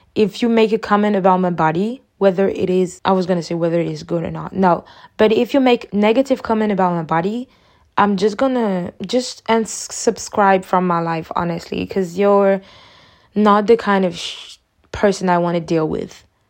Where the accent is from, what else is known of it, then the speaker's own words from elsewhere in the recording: Côte d’Ivoire; I'm from Ivory Coast.